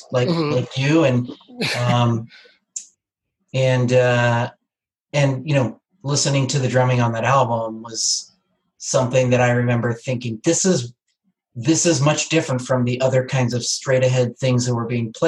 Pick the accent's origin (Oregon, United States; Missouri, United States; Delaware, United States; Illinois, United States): Delaware, United States; Wilmington; also born or lived in Chester County, Pennsylvania / Hanover, New Hampshire; now in Norwich, United States; I grew up in the Wilmington, Delaware, kind of southern Chester County, Pennsylvania area